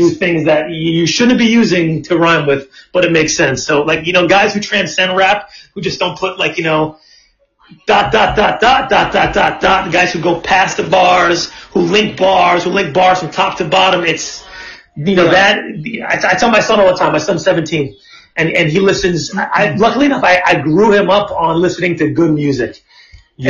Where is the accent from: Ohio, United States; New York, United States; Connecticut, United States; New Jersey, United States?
New York, United States; New York City; growing up in Brooklyn, it was like this was where it's